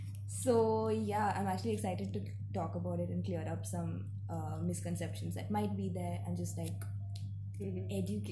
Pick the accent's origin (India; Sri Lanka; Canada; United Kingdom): India; Mumbai, Maharashtra; also born or lived in Hyderabad; I am 22 years old. I have been homeschooled. I'm from Bombay. Lived a chunk of my life in Hyderabad as well